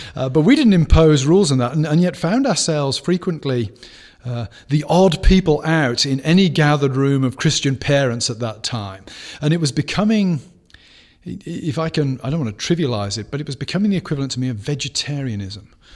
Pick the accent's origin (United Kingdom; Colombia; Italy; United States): United Kingdom; moved away; growing up in Britain